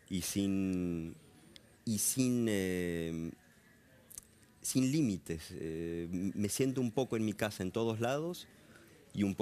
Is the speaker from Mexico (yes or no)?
no; Argentina; also born or lived in Caracas, Venezuela / Europe; pero no por eso me siento menos argentino. También lo que viví en Venezuela fueron mis primeros seis años, o sea que tengo recuerdos muy fuertes de, Caracas.